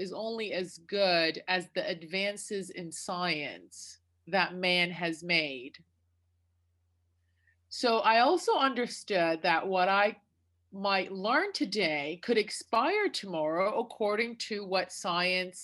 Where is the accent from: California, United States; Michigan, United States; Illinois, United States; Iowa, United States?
Michigan, United States; Detroit; also born or lived in Iraq; I grew up in near Detroit, Michigan.